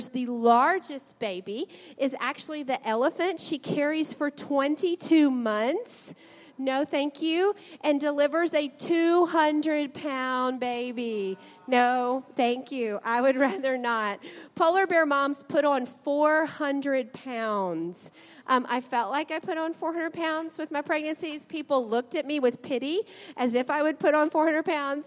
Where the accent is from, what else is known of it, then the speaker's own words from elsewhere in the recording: South Louisiana, United States; I grew up in South Louisiana